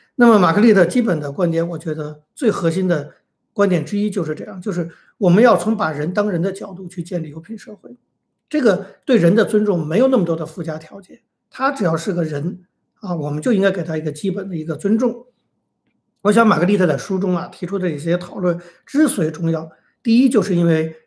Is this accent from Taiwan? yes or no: no; China; 因为我们是中国人